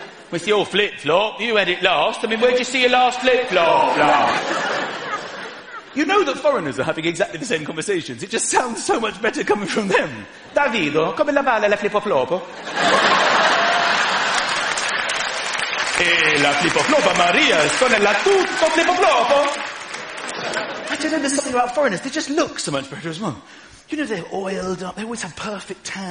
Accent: United Kingdom; I am a British person.

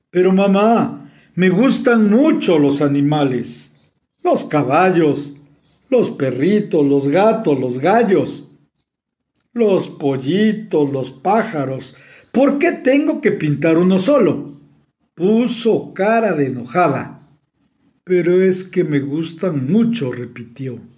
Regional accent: Mexico City, Mexico; de la Ciudad de México y les envío un cordial saludo.

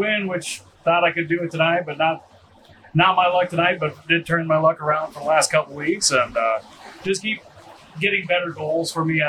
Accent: Emmetsburg, Iowa, United States; born or raised there

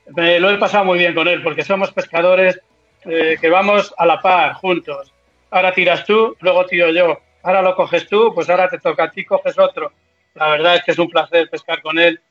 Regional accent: Peñaranda, Castile and León, Spain; aquí en mi pueblo

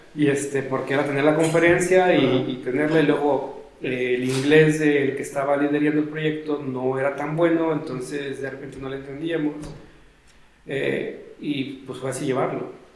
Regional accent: Mexico; como éramos foráneos y somos de México, no estamos en Inglaterra o en Canadá

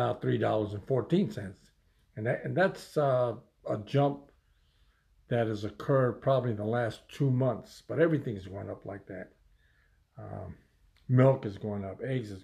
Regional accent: United States; as an American people

